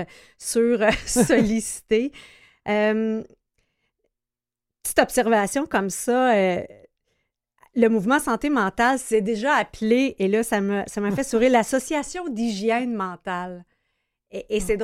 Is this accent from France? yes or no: no; Brossard, Quebec, Canada; je suis citoyenne de Brossard